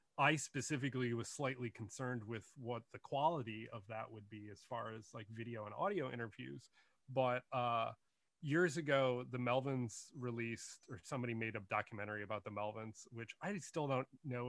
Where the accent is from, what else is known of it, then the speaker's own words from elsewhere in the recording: Detroit, Michigan, United States; also born or lived in Brooklyn, New York; now in New Jersey, United States; I grew up outside of Detroit, Michigan, originally, in the suburbs